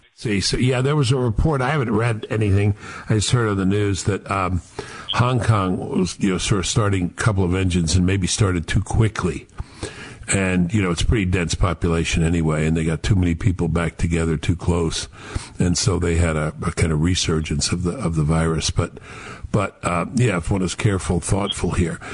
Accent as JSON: {"language": "English", "region": "New York", "country": "United States", "said": "I am a New Yorker"}